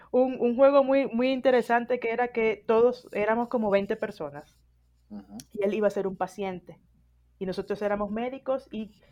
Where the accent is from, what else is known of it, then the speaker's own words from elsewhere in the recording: Dominican Republic; now in Mexico City, Mexico; yo soy dominicana